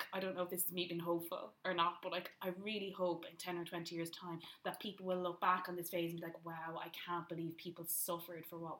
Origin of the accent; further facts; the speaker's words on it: Leitrim, Connacht, Ireland; moved away as an adult; also born or lived in Florida; I'm from Leitrim